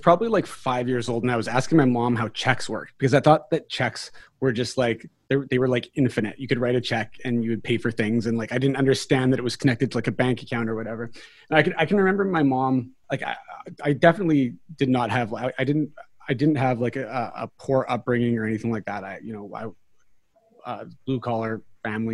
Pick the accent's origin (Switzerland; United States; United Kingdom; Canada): Canada; New Westminster, British Columbia; I was born here in Vancouver, British Columbia. Specifically, I was born in New West, which is part of Vancouver, British Columbia.